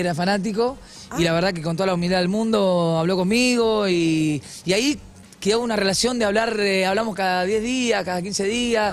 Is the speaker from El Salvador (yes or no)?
no; Argentina; yo soy argentino hasta los huevos